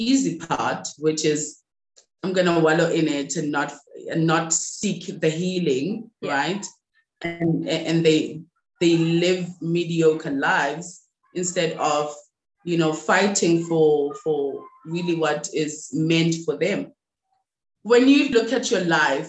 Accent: Rustenburg, North West, South Africa; I'm from South Africa, born and raised in a place called Rustenburg in, you know, South Africa, in the Northwest.

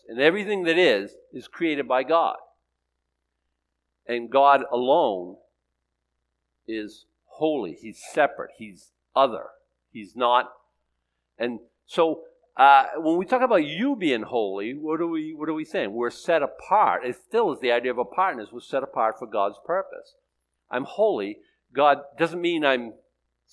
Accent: Boston, Massachusetts, United States; I'm from Boston

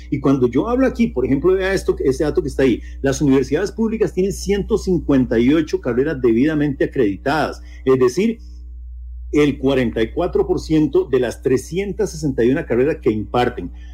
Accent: Costa Rica; nosotros como sociedad costarricense

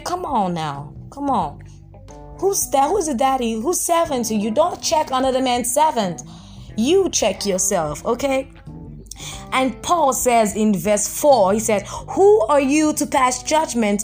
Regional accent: Nigeria; I'm Nigerian

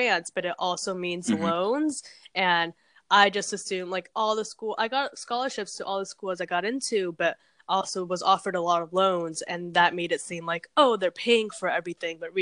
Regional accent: Orlando, Florida, United States; moved away as an adult; also born or lived in Peru / New Jersey; now in New York, United States; I grew up in Orlando at first and then I went to this very rural place

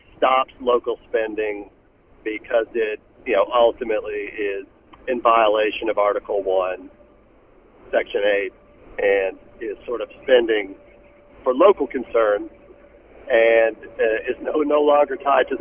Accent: Tennessee, United States; my home state of Tennessee

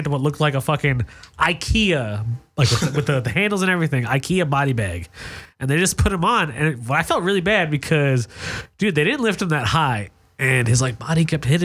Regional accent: New Rochelle, New York, United States; now in Los Angeles, United States; I grew up in New York

